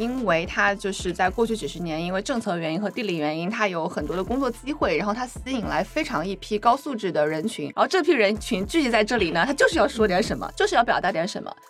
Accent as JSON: {"language": "Chinese", "town": "Wuhan", "region": "Hubei", "country": "China", "tie": "born or raised there", "also_born_or_lived": "Chongqing", "moved": "yes", "lives_now": "Shanghai, China", "said": "因为我是出生在西部嘛，我出生嗯。在重庆，然后长在武汉，中西部"}